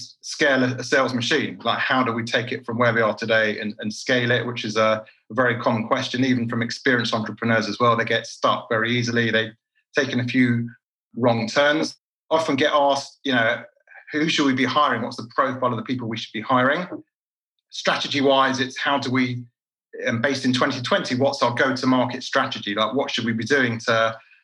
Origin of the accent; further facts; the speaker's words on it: London, United Kingdom; moved away as an adult; now in Tel Aviv, Israel; Born and bred in London. I'm actually now living in Israel, in Tel Aviv. I've been here about 15 years